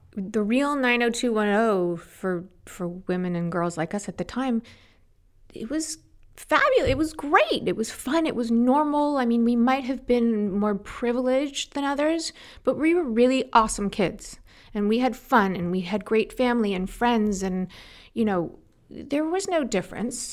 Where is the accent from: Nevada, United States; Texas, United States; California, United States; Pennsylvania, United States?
California, United States; Los Angeles; also born or lived in New York; Born there, and shortly after, six months, they picked me up from New York and moved me to Los Angeles.